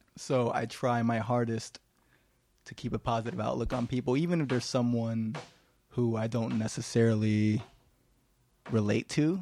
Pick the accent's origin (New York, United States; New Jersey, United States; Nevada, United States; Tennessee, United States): New York, United States; New York City; I was born here in Manhattan, and so were the rest of my brothers.